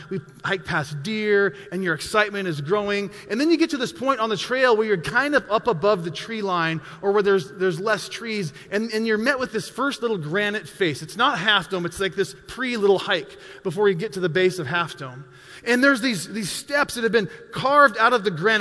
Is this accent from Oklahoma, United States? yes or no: no; Montana, United States; I'm a mountain guy. I grew up in Montana